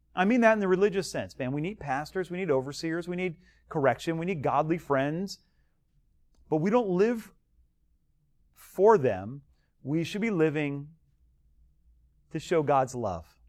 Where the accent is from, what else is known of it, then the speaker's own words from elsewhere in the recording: Delray Beach, Florida, United States; I grew up in, uh, Del Rey